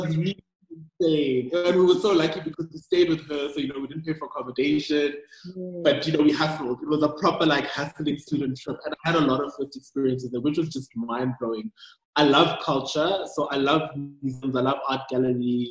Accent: Pretoria, Gauteng, South Africa; also born or lived in Nigeria / Doha; I'm Nigerian born, but I never lived in Nigeria. I grew up in South Africa and specifically in Pretoria

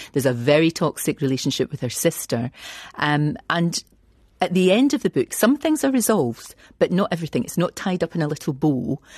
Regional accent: Scotland, United Kingdom; moved away as an adult

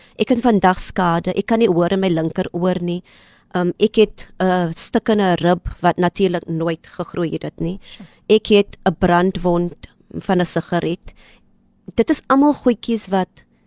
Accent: Kraaifontein, Western Cape, South Africa; Ons is eintlik van Kraaifontein

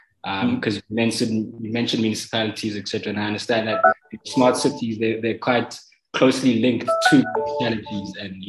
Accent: Mamabolo, Limpopo, South Africa; So I'm from Ramamabolo. I'm from Ramamabolo in Limpopo.

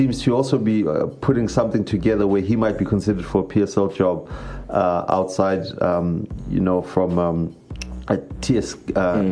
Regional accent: South Africa; being a South African

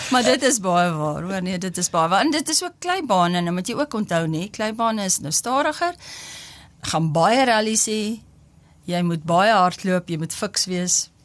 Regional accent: Upington, Northern Cape, South Africa; now in Bloemfontein, South Africa; ek kom van Appington

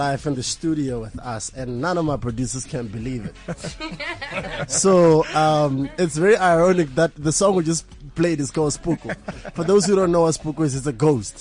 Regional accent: Botswana; I'm from Botswana

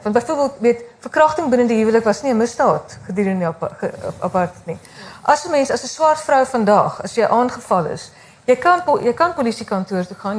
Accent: South Africa; ons as Suid-Afrikaners is ons opgevoed

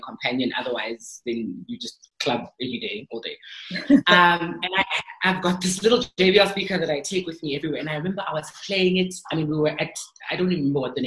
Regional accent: South Africa; I am from South Africa

